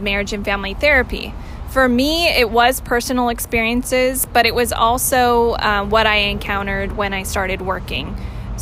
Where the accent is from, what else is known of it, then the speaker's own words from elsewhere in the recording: Stanislaus County, California, United States; I grew up in Stanislaus County